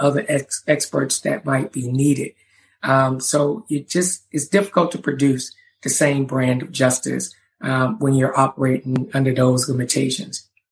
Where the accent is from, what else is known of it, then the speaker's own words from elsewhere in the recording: Charleston, South Carolina, United States; when I was a kid growing up in Charleston, South Carolina